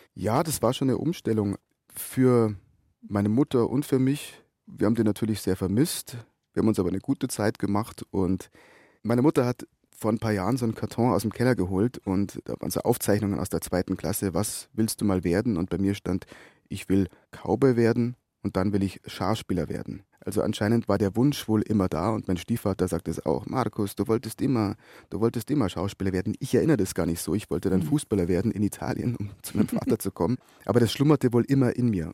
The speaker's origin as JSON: {"language": "German", "town": "Brannenburg", "region": "Bavaria", "country": "Germany", "tie": "born or raised there", "also_born_or_lived": "Munich / Essen", "said": "ich bin aufgewachsen in Brandenburg, nicht Brandenburg. Brandenburg liegt zwischen Rosenheim und Kufstein"}